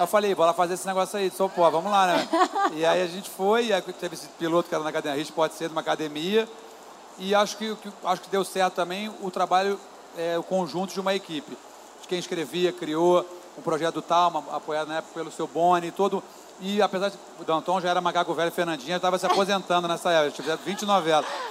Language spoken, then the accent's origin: Portuguese; Niterói, Rio de Janeiro, Brazil; eu sou de Niterói, e eu pegava uma barca em Niterói.